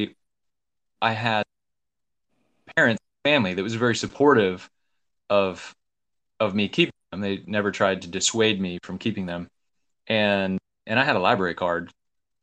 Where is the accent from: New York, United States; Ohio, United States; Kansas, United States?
Kansas, United States; moved away; also born or lived in Wyoming; That was second and third grade in Kansas. I moved away from Kansas, graduated from college and stuff in Wyoming